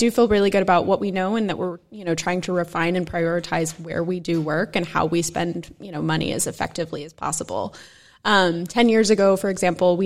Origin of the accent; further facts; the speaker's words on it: Dallas, Texas, United States; now in New York City, United States; I grew up in Dallas, Texas